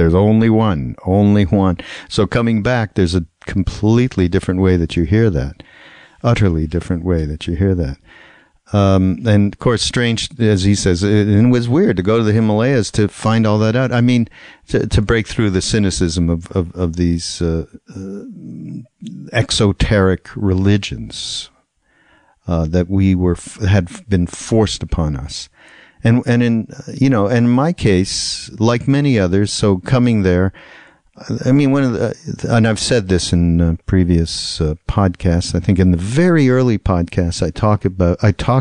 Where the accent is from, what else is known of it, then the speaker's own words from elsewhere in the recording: Montreal, Quebec, Canada; I grew up in Montreal, and I went to a parochial school, a Hebrew school